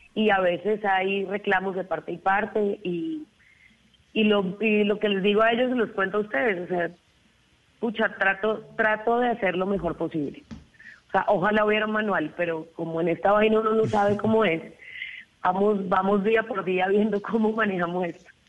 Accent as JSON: {"language": "Spanish", "town": "Cartagena", "region": "Bolívar", "country": "Colombia", "tie": "born or raised there", "said": "me crié en Cartagena, porque tengo familia costeña"}